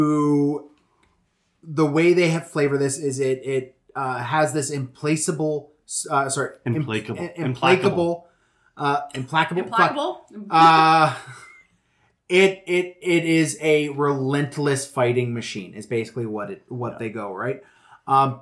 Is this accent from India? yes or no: no; Western Canada, Canada; I'm from Western Canada